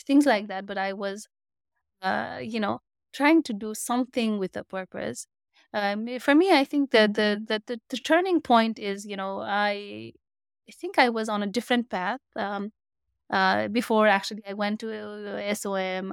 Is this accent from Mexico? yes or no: no; Nepal; moved away as an adult; also born or lived in Singapore / Canada; now in United States; my home country, Nepal.